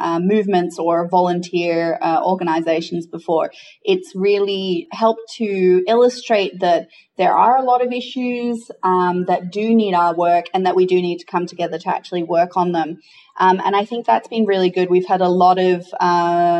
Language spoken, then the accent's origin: English; Australia; moved away as an adult; now in Jakarta, Indonesia; I am an Australian who has been living and working in Indonesia for the last 6 years, most of that in Jakarta